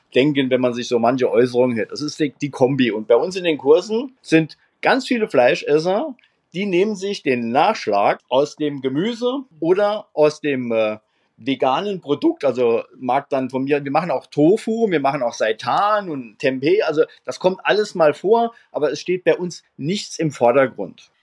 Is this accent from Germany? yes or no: yes; Homburg, Saarland, Germany; in meiner Heimatstadt Homburg